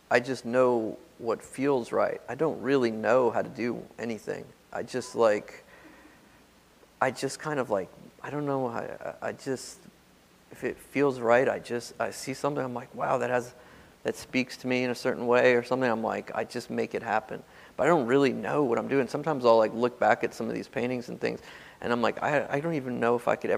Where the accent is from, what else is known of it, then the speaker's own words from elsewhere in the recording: Nashville, Tennessee, United States; moved away; also born or lived in New York; growing up in Nashville